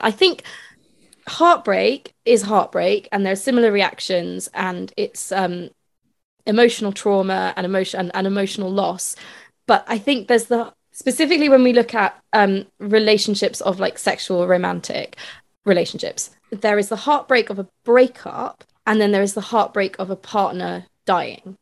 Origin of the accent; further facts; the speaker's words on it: Edinburgh, Scotland, United Kingdom; moved away as an adult; I'm from Edinburgh mm. and I moved away from Edinburgh when I was 18, but I obviously still go back there to visit family